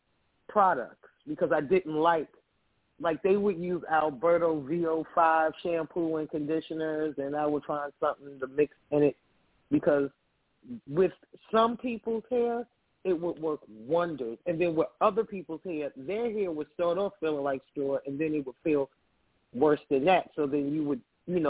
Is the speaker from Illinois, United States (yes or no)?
no; Roosevelt, New York, United States; I actually am originally from Roosevelt, New York.